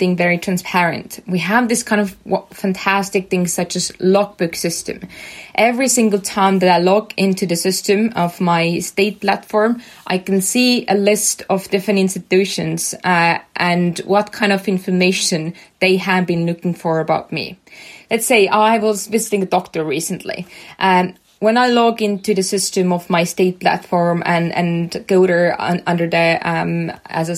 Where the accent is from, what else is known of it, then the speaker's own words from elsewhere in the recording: Estonia; we were such a small country. We were just 1.3 million people here. And we came from Soviet Union